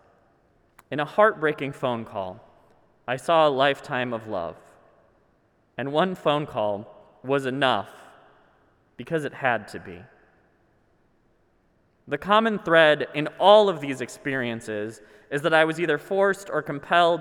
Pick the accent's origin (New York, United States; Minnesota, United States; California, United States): Minnesota, United States; I'm Minnesotan